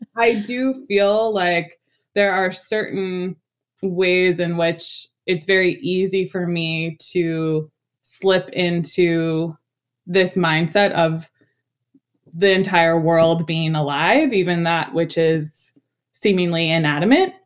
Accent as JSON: {"language": "English", "town": "New York City", "region": "New York", "country": "United States", "tie": "born or raised there", "said": "I was born and raised in Washington Heights"}